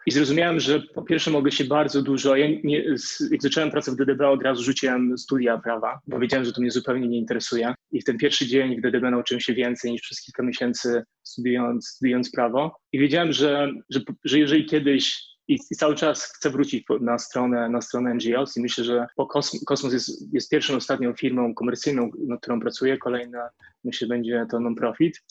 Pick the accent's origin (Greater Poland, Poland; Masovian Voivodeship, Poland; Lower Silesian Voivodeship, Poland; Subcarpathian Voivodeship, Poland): Lower Silesian Voivodeship, Poland; Wrocław; moved away as an adult; also born or lived in Warsaw / Shanghai / Hong Kong; now in Singapore; jestem z Wrocławia, przeprowadziłem się do Warszawy